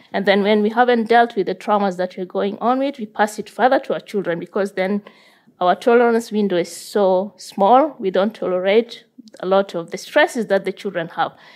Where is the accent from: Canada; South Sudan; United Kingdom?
South Sudan; now in Norway; growing up in South Sudan